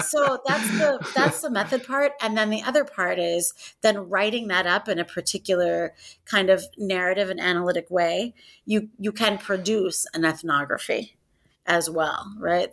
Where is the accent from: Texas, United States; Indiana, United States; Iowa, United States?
Iowa, United States; Northwest; I'm from Northwest Iowa